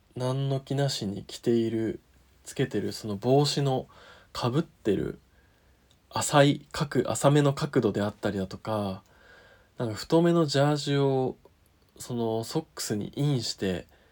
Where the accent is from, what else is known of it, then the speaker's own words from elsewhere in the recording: Niigata, Japan; 私と同郷の新潟